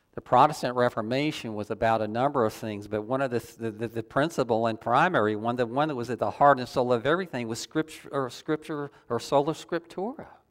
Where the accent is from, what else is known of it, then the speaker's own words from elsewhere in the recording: the South, United States; I grew up in the South